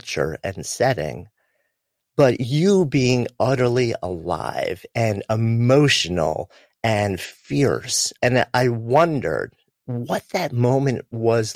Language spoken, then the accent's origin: English; New York, United States; I am from New York, raised Jewish, in a very non-practicing way